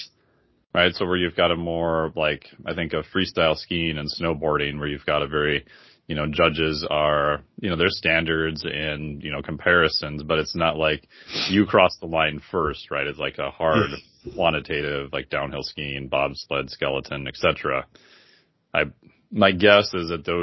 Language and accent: English; Midwest, United States; I grew up in the Midwest